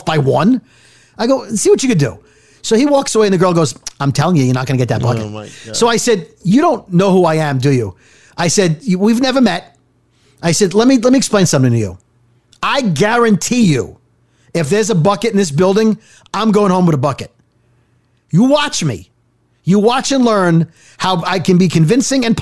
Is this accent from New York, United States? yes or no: yes; New York City, New York, United States; I was from Brooklyn